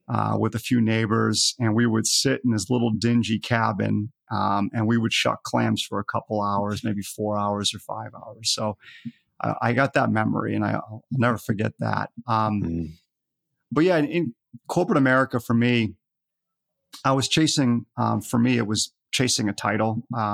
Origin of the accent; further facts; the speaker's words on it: Scotland, United Kingdom; born there; now in United States; even though I'm in the United States here, I was born in Scotland.